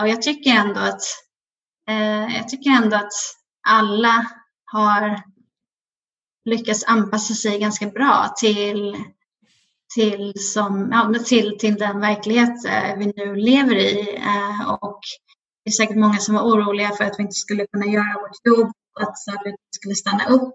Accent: Nacka, Stockholm County, Sweden; moved away as an adult; now in New York, United States; Jag är uppvuxen här eh, i Nacka utanför Stockholm

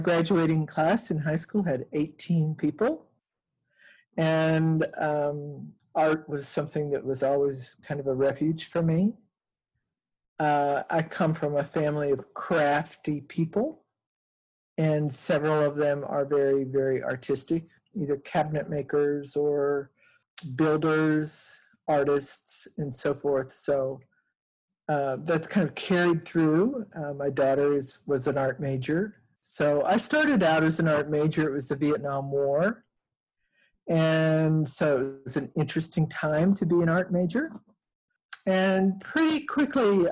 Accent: Montana, United States; I grew up in the state of Montana. And in a small town between Helena and Butte on the Continental Divide.

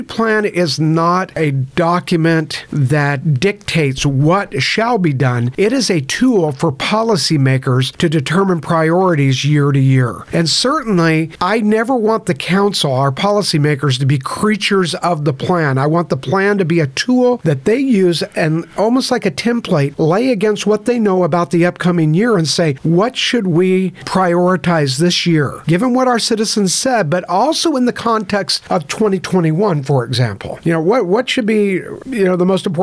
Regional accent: San Francisco Bay Area, California, United States; now in Baytown, United States; I grew up in the San Francisco Bay Area

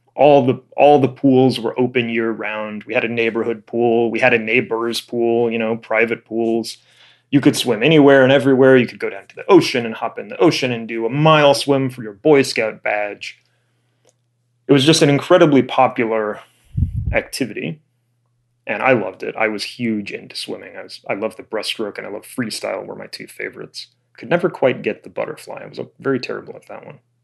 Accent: Florida, United States; moved away; also born or lived in Illinois; I was a little kid growing up in Florida

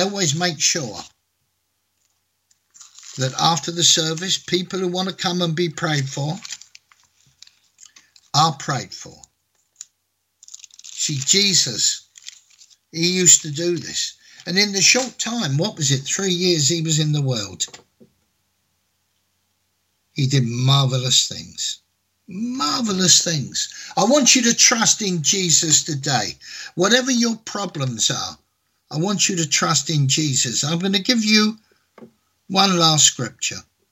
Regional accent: England, United Kingdom; in England, my home country

